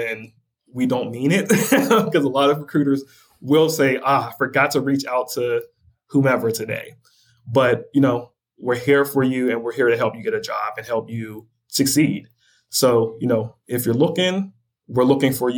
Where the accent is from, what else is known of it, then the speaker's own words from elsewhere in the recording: Pittsburgh, Pennsylvania, United States; I'm from Pittsburgh